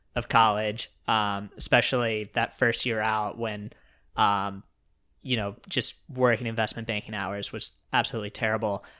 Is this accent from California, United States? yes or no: no; Roanoke, Virginia, United States; I was from Roanoke